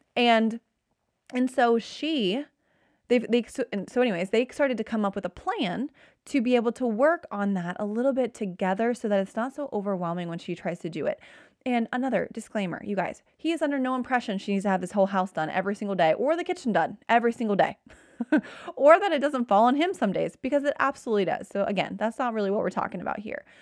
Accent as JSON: {"language": "English", "town": "Cincinnati", "region": "Ohio", "country": "United States", "said": "I'm from Cincinnati"}